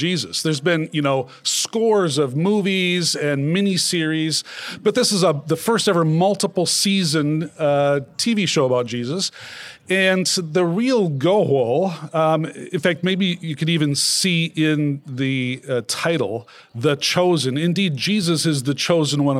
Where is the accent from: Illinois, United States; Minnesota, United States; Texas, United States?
Minnesota, United States; moved away as an adult; now in Southern California, United States; I'm from Minnesota